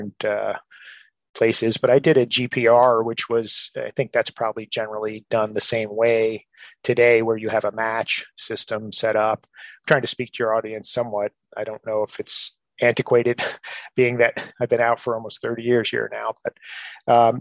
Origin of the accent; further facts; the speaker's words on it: New Jersey, United States; moved away as an adult; now in Maryland, United States; We're both from New Jersey